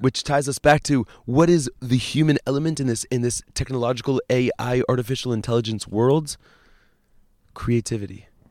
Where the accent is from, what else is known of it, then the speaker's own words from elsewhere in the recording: Boston, Massachusetts, United States; moved away as an adult; also born or lived in Tzfat, Israel; now in Safed, Israel; I grew up in Boston, Massachusetts